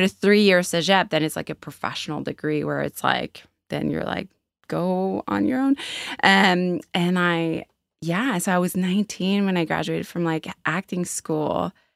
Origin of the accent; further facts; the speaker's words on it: Quebec, Canada; now in Halifax, Canada; I grew up in Quebec